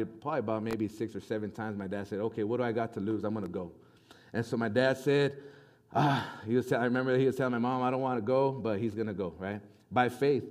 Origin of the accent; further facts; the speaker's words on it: Las Cruces, New Mexico, United States; moved away; Originally, we're from Las Cruces, New Mexico, from the very southern part of New Mexico